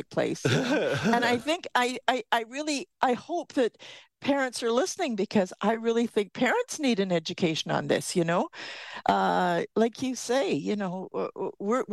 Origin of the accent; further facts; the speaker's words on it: United Kingdom; now in Canada; we're British